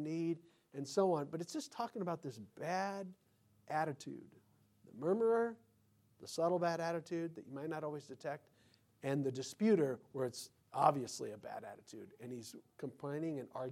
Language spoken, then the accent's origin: English; United States; I'm an American